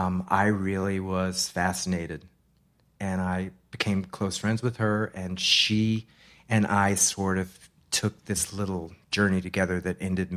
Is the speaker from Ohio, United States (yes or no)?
no; Massachusetts, United States; In Massachusetts.